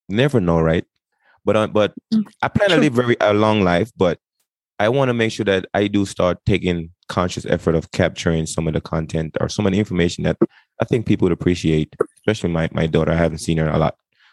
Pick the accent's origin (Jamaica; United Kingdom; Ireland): Jamaica; also born or lived in Bahamas; now in Colorado, United States; I grew up in Jamaica